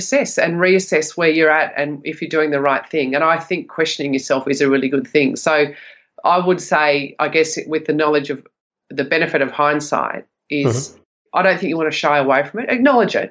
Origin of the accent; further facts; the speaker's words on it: Sydney, New South Wales, Australia; I grew up in Western Sydney